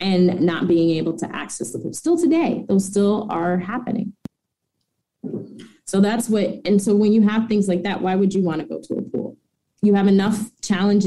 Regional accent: Northern Virginia, United States; now in Washington, D.C., United States; I'm part of Northern Virginia. I grew up in Northern Virginia Swim League

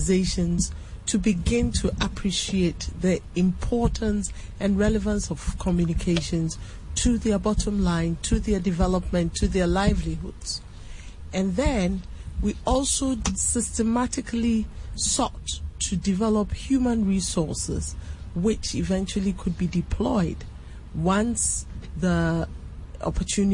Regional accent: Cape Coast, Central Region, Ghana; Commander, my hometown

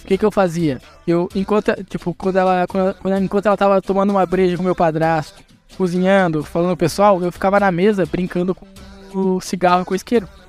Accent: Rio Grande do Sul, Brazil; Eu sou do Rio Grande do Sul

